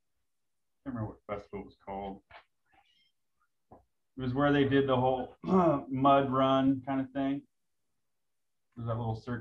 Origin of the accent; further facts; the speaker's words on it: La Conner, Washington, United States; now in Portland, United States; I grew up near Seattle, about 60 miles north in a town called LeConnor.